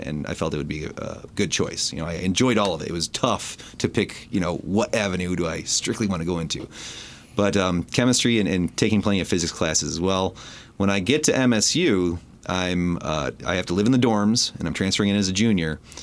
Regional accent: Port Huron, Michigan, United States; grew up in the city of Port Huron

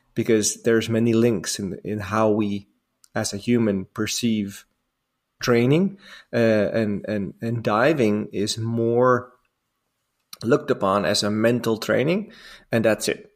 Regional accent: Amsterdam, North Holland, Netherlands; moved away; I'm from Holland originally. I'm born and raised in Amsterdam.

